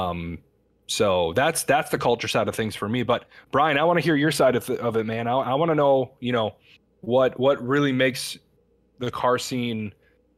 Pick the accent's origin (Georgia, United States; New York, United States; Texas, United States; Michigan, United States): Michigan, United States; Detroit; I'm from the Detroit area, rather. I grew up in the muscle car scene.